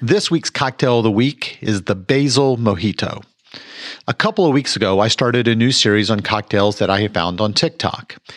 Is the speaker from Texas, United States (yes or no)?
yes; Mansfield, Texas, United States; I was born and raised here in Mansfield, Texas